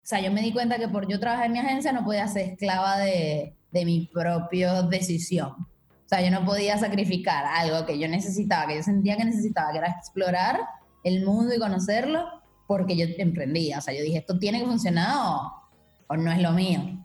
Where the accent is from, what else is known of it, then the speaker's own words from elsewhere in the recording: Venezuela; moved away as an adult; also born or lived in Margarita Island / Caracas / Berlin / Buenos Aires; yo soy venezolana. Eh, nací en Margarita, que es una isla del Caribe, y de Venezuela. Y viví ahí muchos años, bueno, como 19 años en total en Venezuela, en diferentes ciudades.